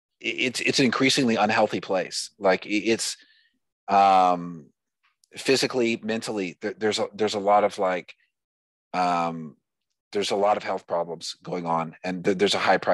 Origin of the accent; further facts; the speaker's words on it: United States; I'm an American